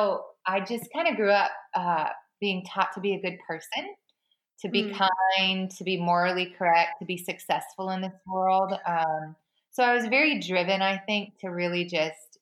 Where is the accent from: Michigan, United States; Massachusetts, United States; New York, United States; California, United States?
Massachusetts, United States; Boston; I grew up in Boston